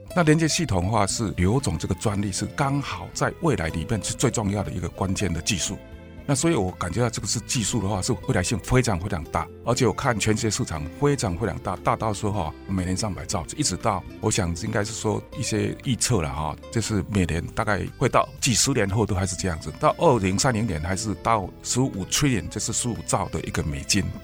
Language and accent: Chinese; Taiwan; 因为这是我们台湾人的花名